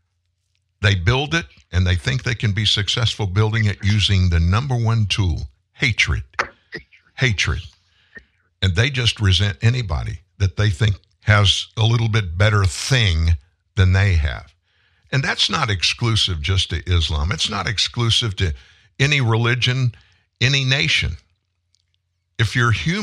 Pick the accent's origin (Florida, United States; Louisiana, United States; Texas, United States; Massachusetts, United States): Louisiana, United States; South; I'm from South Louisiana, grew up fishing, hunting, spent a lot of time, great amount of my time out in the water, in the swamps and stuff in South Louisiana